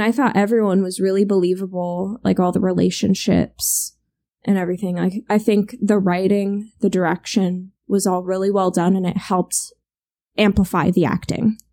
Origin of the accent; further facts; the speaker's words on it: United States; We're American